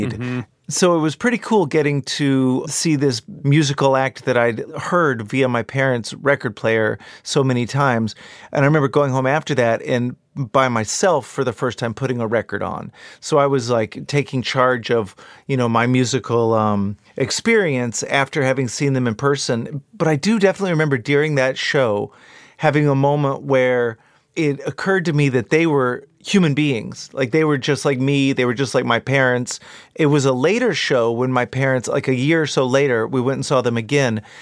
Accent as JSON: {"language": "English", "region": "Texas", "country": "United States", "tie": "born or raised there", "said": "growing up in Texas of the accent that my dad had. And like, I'm a seventh generation Texan, and by all rights, I should have a drawl."}